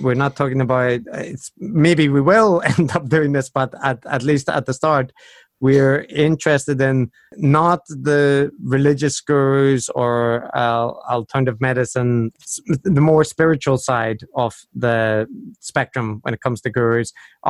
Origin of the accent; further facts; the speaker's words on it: Northern Ireland, United Kingdom; accent: Belfast; now in Japan; I might have mentioned that I'm also from Northern Ireland, and I have lived outside for a while and now living in Japan, so my accent's a little bit strange, but it's mostly Belfast influenced in Northern Ireland.